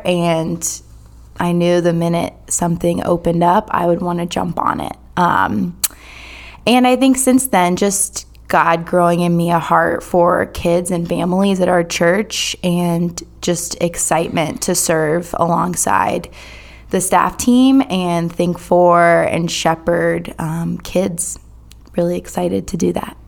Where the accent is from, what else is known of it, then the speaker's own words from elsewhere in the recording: Durham, North Carolina, United States; I am from Durham, born and raised here